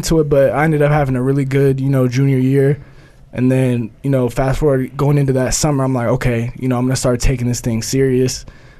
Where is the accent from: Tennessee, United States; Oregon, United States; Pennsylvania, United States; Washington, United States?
Oregon, United States; moved away as an adult; I'm from Oregon.